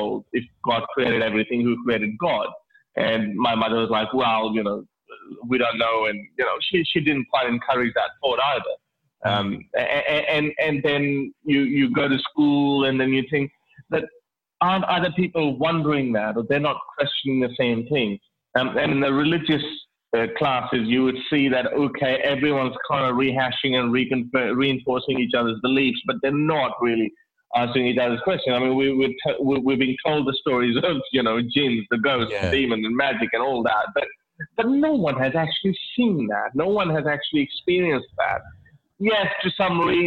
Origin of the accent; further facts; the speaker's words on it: Lahore, Punjab, Pakistan; now in Australia; I was born in Lahore, Pakistan.